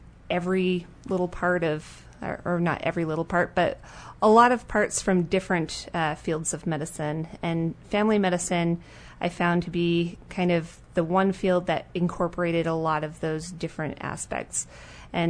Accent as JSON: {"language": "English", "town": "Winnipeg", "region": "Manitoba", "country": "Canada", "tie": "born or raised there", "also_born_or_lived": "Saba", "moved": "as an adult", "lives_now": "Hermiston, United States", "said": "I was born and raised in Winnipeg, Manitoba, Canada"}